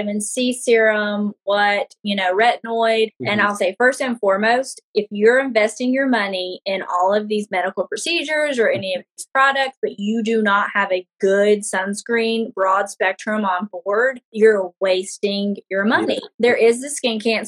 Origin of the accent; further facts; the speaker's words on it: Honolulu, Hawaii, United States; I've always identified as Pacific Islander because that's where I was born in Honolulu, Hawaii